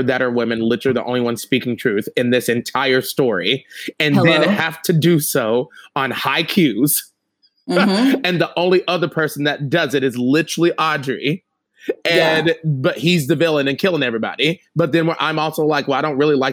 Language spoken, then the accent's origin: English; the South, United States; moved away; I'm from the South